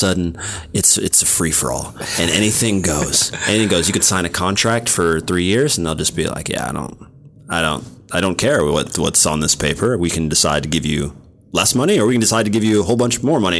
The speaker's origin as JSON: {"language": "English", "town": "Kansas City", "region": "Missouri", "country": "United States", "tie": "born or raised there", "said": "I'm from Kansas City"}